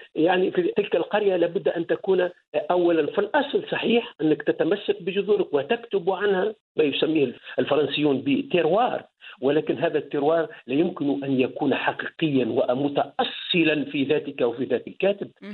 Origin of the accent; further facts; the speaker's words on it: Kairouan Governorate, Tunisia; moved away as an adult; also born or lived in Germany; نحن في الوسط التونسي